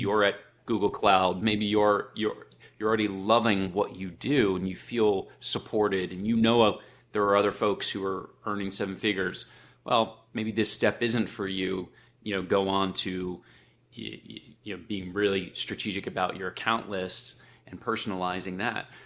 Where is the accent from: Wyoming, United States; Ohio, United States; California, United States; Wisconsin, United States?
Ohio, United States; Akron; I grew up in Akron